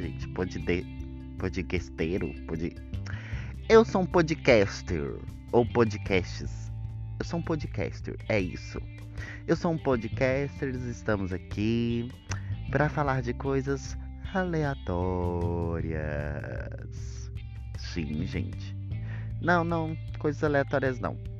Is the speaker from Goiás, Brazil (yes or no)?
yes; Luziânia, Goiás, Brazil; accent: mixed Mineiro and Goiano; moved away; also born or lived in Brasília; eu lembro que eu morava numa cidade chamada Lusiânia, lá pertinho de Brasília, gente. Porque eu sou de Brasília, né? Por isso que eu tenho sotaque meio mineiro, misturado com goiano